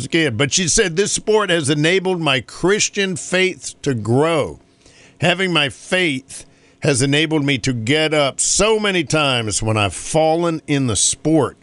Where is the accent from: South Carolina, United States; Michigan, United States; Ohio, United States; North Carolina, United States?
North Carolina, United States; my home state of North Carolina